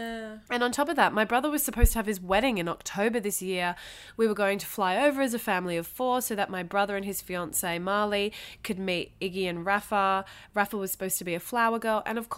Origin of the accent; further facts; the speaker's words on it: Thailand; also born or lived in Australia; So I grew up in Thailand, but my mum's a Brit, so she was an expat. My dad's a local Thai guy, but we went to an international school.